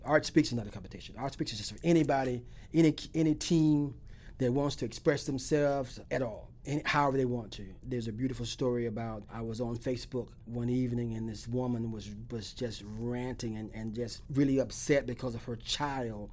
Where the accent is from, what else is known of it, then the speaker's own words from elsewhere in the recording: Alachua, Florida, United States; I'm from Alachua. I'm a country boy from Alachua